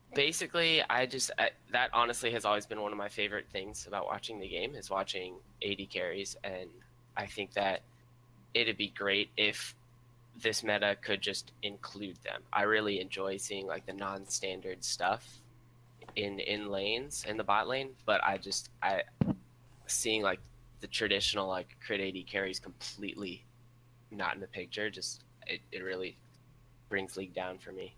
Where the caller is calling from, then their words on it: Orlando, Florida, United States; I'm calling from Orlando, Florida